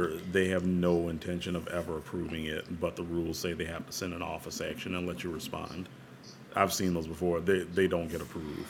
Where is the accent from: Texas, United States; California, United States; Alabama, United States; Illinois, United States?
Texas, United States; El Paso; born there; And it's like, I was born in El Paso.